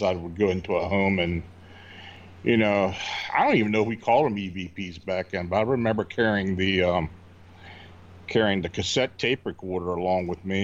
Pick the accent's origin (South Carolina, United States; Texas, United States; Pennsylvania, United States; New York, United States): Pennsylvania, United States; Hanover; moved away as an adult; also born or lived in Baltimore; I was born and raised in Hanover, Pennsylvania